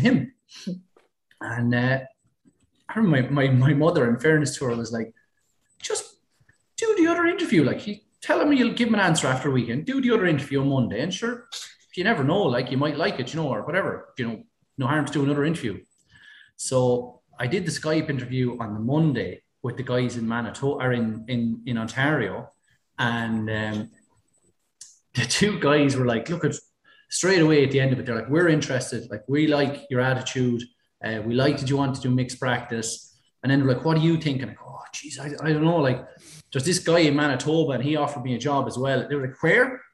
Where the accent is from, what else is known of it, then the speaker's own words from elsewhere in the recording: Ballycallan, Leinster, Ireland; also born or lived in Canada / Fermanagh; I'm from Kilkenny, I'm from Ballycallan, uh, which only about four miles outside Kilkenny